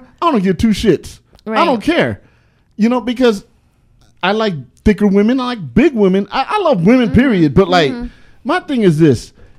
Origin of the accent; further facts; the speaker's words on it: California, United States; I'm from the California that I like big girls. I'm from the California that don't mind if you put on weight.